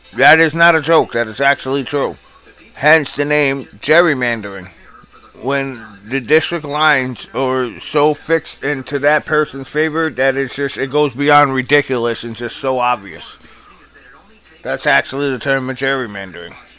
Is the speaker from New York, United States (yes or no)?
yes; New York, United States; also born or lived in Rocky Point, New York / Miller Place, New York; New York, my home state, my hometown